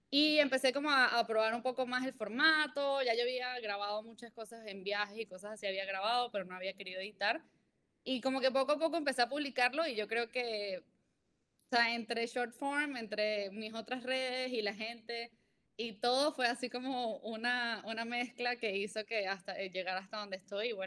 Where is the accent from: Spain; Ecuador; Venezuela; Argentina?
Venezuela; born there; moved away; also born or lived in Mexico; nací en Venezuela, eh, llevo mucho tiempo viviendo fuera de Venezuela. Viví en México siete años